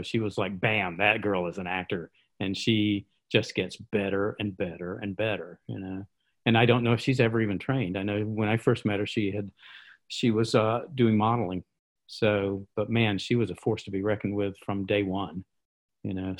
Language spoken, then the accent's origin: English; the American South, United States; I'm a Southerner and that's kind of a form of politeness, you know, from how I was raised